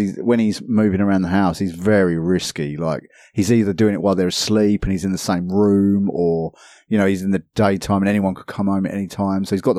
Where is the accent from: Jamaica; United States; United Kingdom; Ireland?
United Kingdom; England; I say Z because I'm English